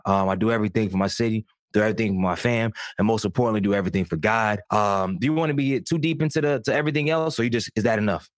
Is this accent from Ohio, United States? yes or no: no; Durham, North Carolina, United States; I'm from Durham, single parent household until around six or seven years old